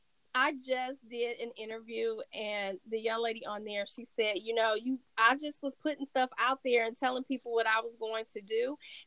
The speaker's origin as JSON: {"language": "English", "region": "California", "country": "United States", "said": "I'm from Cali."}